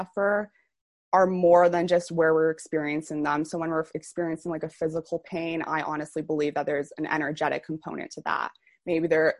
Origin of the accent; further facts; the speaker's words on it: Toronto, Ontario, Canada; I'm from Toronto, Canada.